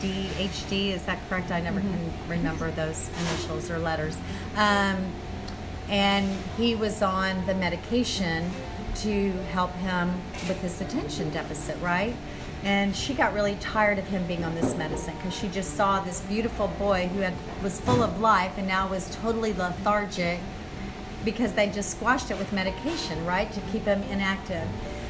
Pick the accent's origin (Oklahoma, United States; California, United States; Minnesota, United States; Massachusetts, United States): Minnesota, United States; accent: Minnesota; He was from Minneapolis, Minnesota, and so you can see that in my accent there, Minnesota.